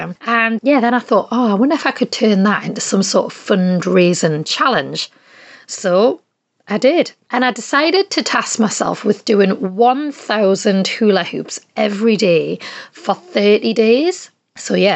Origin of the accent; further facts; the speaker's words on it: Geordie, North East England, United Kingdom; moved away as an adult; also born or lived in Nelson, New Zealand; I am a Geordie and I am from the northeast of England, but I also did live in New Zealand for 5 years.